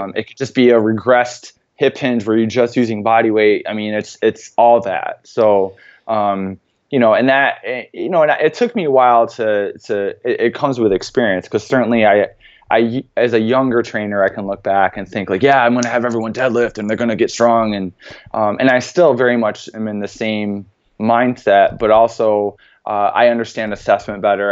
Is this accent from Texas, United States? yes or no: no; central New York, United States; Coming from a very small town in central New York